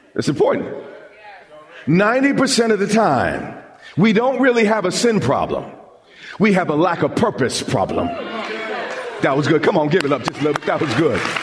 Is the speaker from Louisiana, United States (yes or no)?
no; Long Island, New York, United States; I grew up on Long Island, and we would often go to the beach